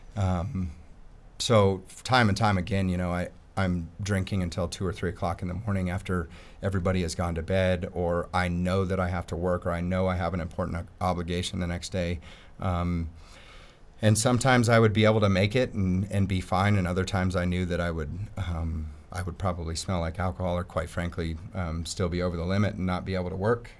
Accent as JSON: {"language": "English", "town": "Peyton", "region": "Colorado", "country": "United States", "tie": "born or raised there", "said": "I grew up in Peyton"}